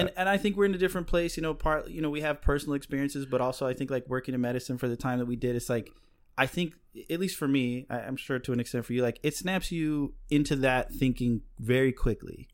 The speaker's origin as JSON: {"language": "English", "town": "Chicago", "region": "Illinois", "country": "United States", "said": "I'm from Chicago"}